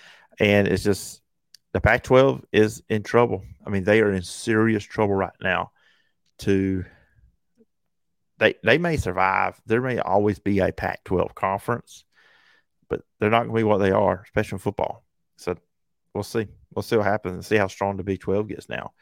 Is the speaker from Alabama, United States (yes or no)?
yes; Dothan, Alabama, United States; I'm from Dothan, so not too far from Tallahassee